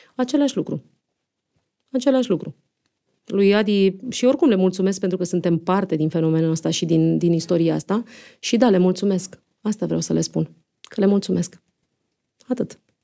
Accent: Romania; moved away; also born or lived in Monte Carlo; noi nu suntem de aici din București, că eram singurele din provincie

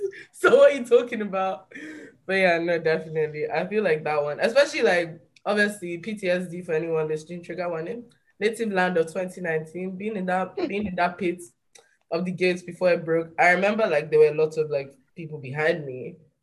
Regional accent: London, United Kingdom; born there; And it's like, I was born in London, fuck you talking about, like stuff like that.

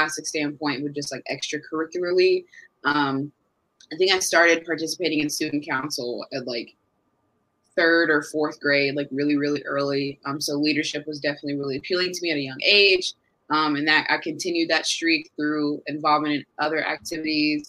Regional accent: Carmel, Indiana, United States; also born or lived in Westfield, Indiana; I was born in Carmel, Indiana, born and raised

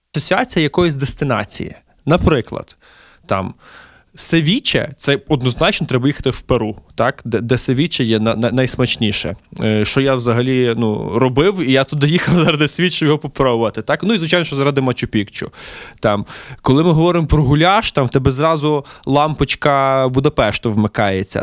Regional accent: Lviv, Lviv Oblast, Ukraine; мій рідний Львів

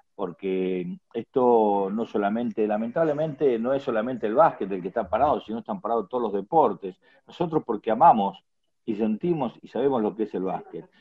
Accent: Junín, Buenos Aires Province, Argentina; mi ciudad que es Junín

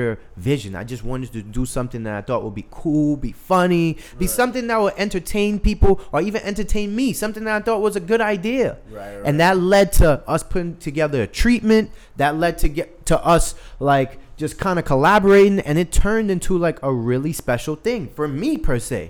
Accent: New York City, New York, United States; also born or lived in Saint Vincent and the Grenadines; I grew up in Brooklyn

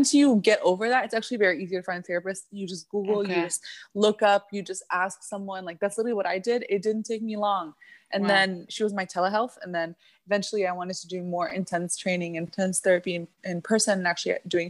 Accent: Midwest, United States; also born or lived in Egypt / Middle East; now in South Florida, United States; I was born in the Middle East, but I was raised in the Midwest

